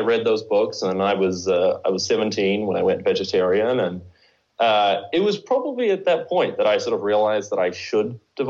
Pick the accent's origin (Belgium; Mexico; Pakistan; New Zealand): New Zealand; From New Zealand.